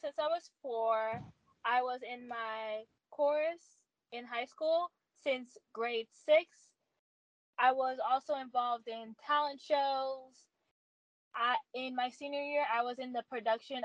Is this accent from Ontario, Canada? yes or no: no; Montreal, Quebec, Canada; I'm from and born in Canada, specifically in Montreal, Quebec, Canada